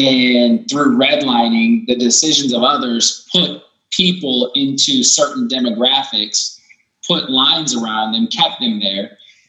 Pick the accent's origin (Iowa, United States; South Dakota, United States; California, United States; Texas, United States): Iowa, United States; Pella; I know I grew up in Pella, Iowa. Population X, you know, predominantly white.